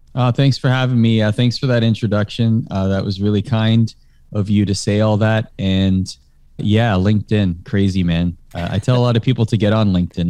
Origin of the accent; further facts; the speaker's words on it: Canada; growing up in Canada, I watched the, uh, Canadian version of Sports Center